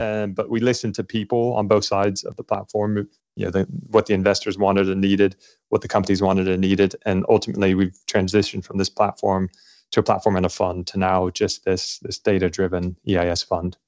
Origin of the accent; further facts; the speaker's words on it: Los Angeles, California, United States; moved away as an adult; also born or lived in Scotland / London, United Kingdom / Cambridge, United Kingdom; now in United Kingdom; I grew up in Los Angeles